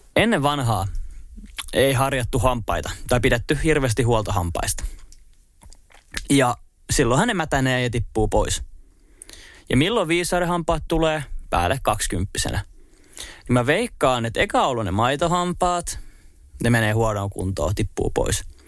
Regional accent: Espoo, Uusimaa, Finland; moved away as an adult; also born or lived in Turku; mä sanoin, että Espoosta.

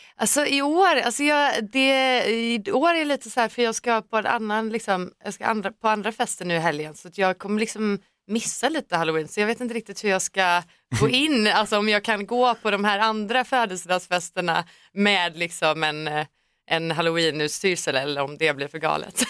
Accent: Finland; now in Stockholm, Sweden; den svenska populärkulturen som man var uppväxt med

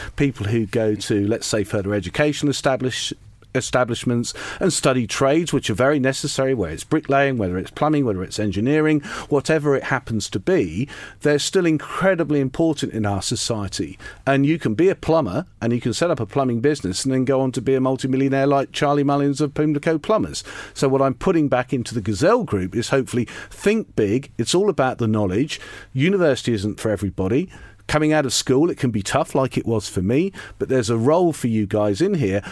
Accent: Lowestoft, East of England, United Kingdom; I grew up in Lowestoft in Suffolk and went to comprehensive school there

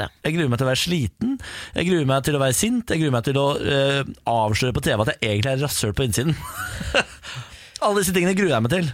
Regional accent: Moss, Østfold, Norway; i hagen eh, hjemme i Moss

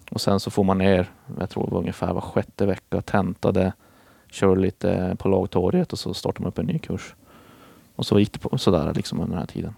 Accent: Boden, Norrbotten County, Sweden; moved away as an adult; also born or lived in Gothenburg; Det fanns ingen plats för mig då uppe i Boden där, där jag är ifrån

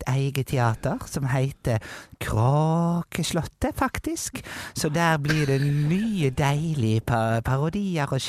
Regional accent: Jondal, Vestland, Norway; jeg er fra

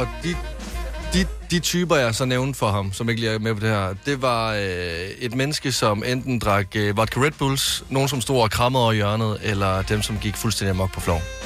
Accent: Varde, Southern Denmark, Denmark; Vi har hjemme i Varde

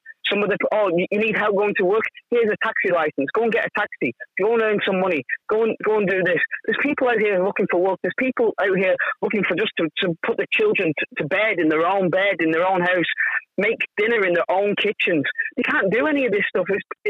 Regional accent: United Kingdom; now in Ireland; I'm a British person living in Ireland

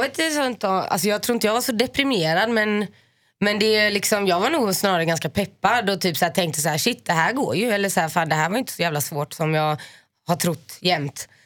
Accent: Finland; jag är finne

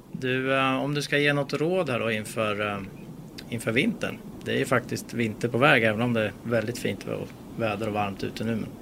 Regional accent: Sweden; vi svenskar

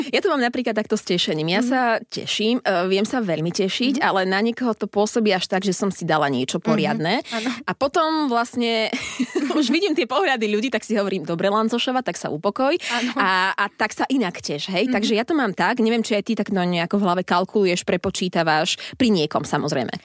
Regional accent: eastern Slovakia, Slovakia; aj ja som z východu, a ja som východniarka

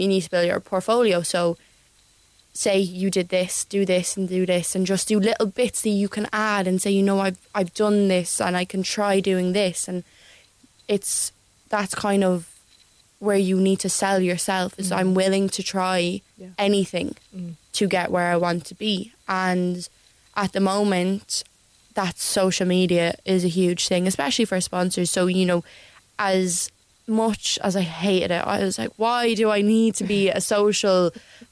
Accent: Ireland; as an Irish person

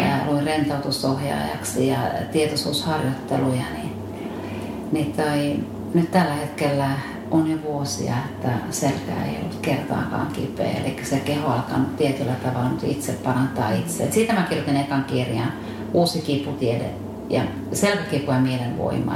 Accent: Satakunta, Finland; mä olen satakunnasta kotoisin

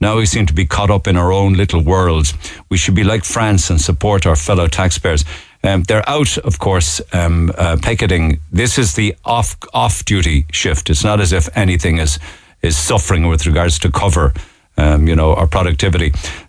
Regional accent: Romania; English is a second language; When someone asks me where I'm from, I always say I'm from Cyprus. He's also ashamed to say he's Romanian.

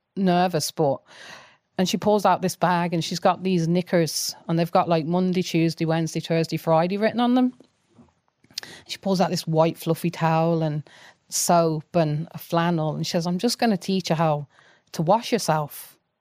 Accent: Coventry, West Midlands, United Kingdom; now in Ireland; I grew up, as you can probably tell from my accent, I grew up in, um, Coventry in, in England

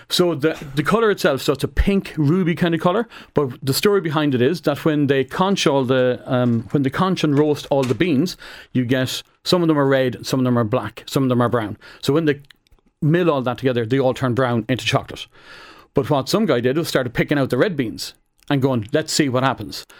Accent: Roscommon, Connacht, Ireland; I'm from Roscommon

